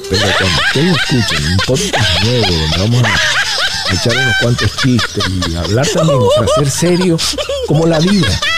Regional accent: Venezuela; digo, bueno, yo soy venezolano

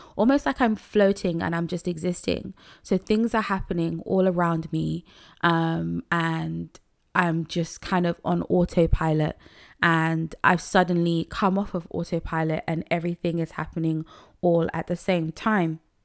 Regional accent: Nigeria; I'm a Nigerian woman

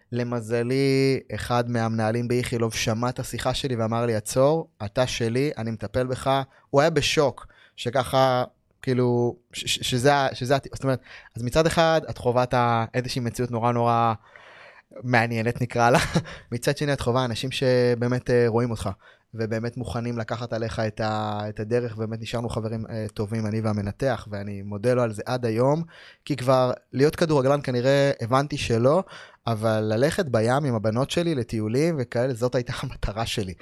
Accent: Ma'alot-Tarshiha, Northern District, Israel; גדלתי במעלות

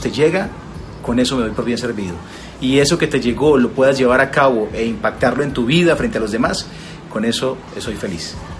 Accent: Colombia; tengo una cadena de restaurantes en, Colombia, en varias ciudades, y además de eso, pues asesoro varias marcas, tengo también, eh, y durante los últimos años he estado trabajando en radio y en televisión también en mi país

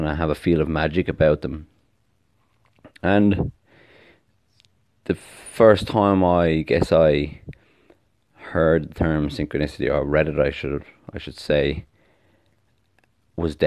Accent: Ireland; now in Australia; I live in Australia, you know, I'm from Ireland originally.

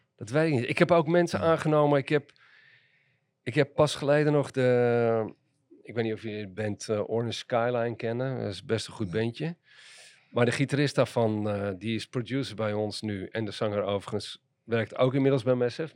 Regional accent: Amsterdam, North Holland, Netherlands; Maar ik ben geboren en getogen in Amsterdam. En opgegroeid in Amsterdam-West, in Nieuw-West.

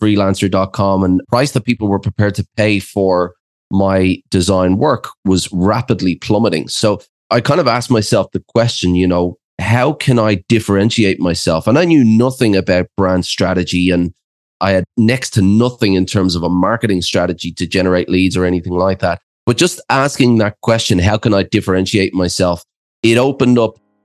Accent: Ireland; moved away as an adult; also born or lived in Australia; I'm actually from Ireland, but I went over to Australia as a 20-year-old backpacker.

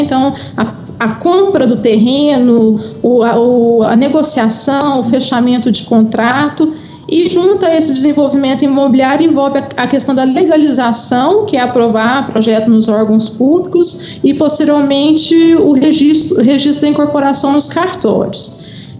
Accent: Uberlândia, Minas Gerais, Brazil; now in Belo Horizonte, Brazil; eu sou de Uberlândia e atualmente moro em, em Belo Horizonte

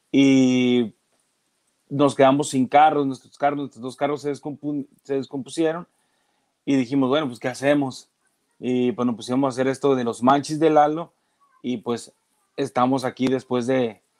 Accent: Mexico; Pues para qué le busco por otro lado si soy mexicano y es lo que, lo que más o menos sé hacer.

